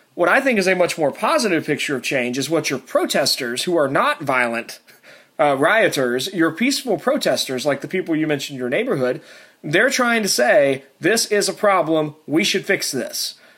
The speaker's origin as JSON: {"language": "English", "area": "Tennessee and Virginia", "region": "the South", "country": "United States", "tie": "born or raised there", "also_born_or_lived": "Alabama", "said": "I was born in Alabama. I grew up in Tennessee and Virginia, uh, so uh, I'm I'm rather southern"}